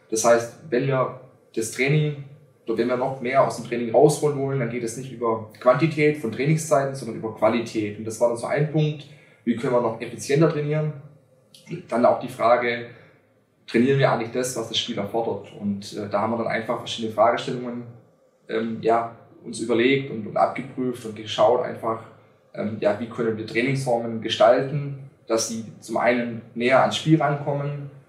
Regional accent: Schwäbisch Gmünd, Baden-Württemberg, Germany; der in, in meiner Heimatstadt Schwäbisch Gmünd sehr bekannt ist

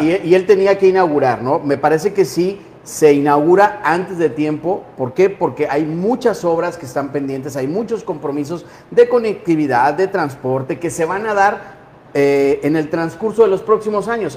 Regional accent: Mexico; unirnos como mexicanos

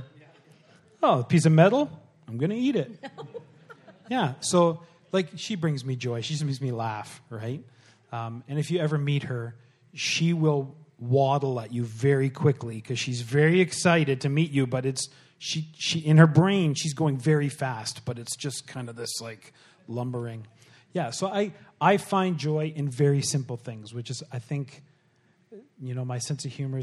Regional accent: Pembroke, Ontario, Canada; moved away; also born or lived in Bowmanville; I grew up in Pembroke

